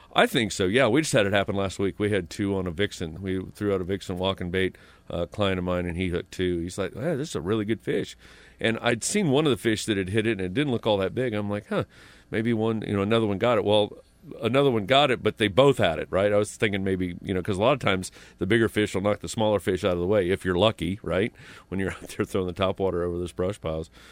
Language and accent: English; Pendleton, Indiana, United States; moved away; I grew up in Indiana, this, you know, small town, Pendleton, Indiana